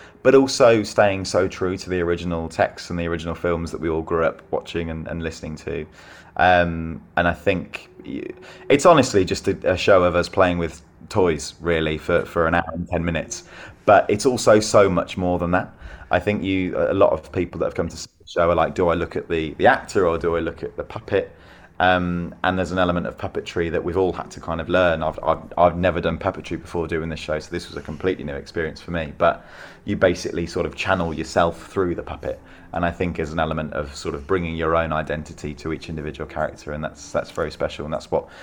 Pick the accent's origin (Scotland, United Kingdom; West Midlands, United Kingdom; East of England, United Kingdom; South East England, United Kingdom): West Midlands, United Kingdom; Solihull; I grew up in Solihull in the West Midlands